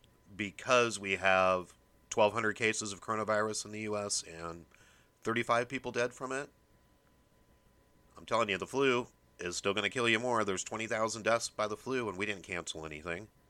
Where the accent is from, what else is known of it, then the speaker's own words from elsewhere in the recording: Omaha, Nebraska, United States; Omaha, my hometown